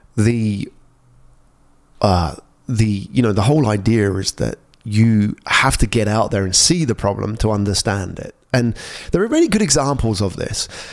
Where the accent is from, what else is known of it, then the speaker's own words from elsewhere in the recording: England, United Kingdom; moved away as an adult; also born or lived in London; now in Singapore; I grew up in England. I spent all my life in cold weather.